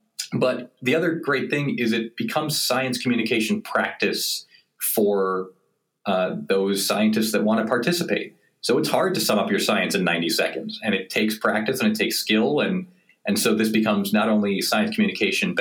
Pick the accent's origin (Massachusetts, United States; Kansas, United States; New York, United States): New York, United States; I'm from New York, and both my parents are physicians